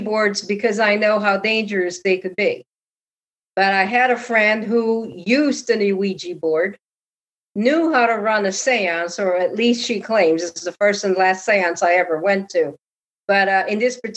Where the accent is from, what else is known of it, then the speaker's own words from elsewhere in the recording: Connecticut, United States; because I lived in Connecticut, I'm from Connecticut